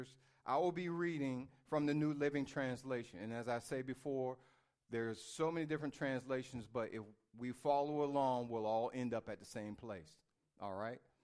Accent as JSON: {"language": "English", "region": "Virginia", "country": "United States", "tie": "born or raised there", "said": "I was born in Virginia"}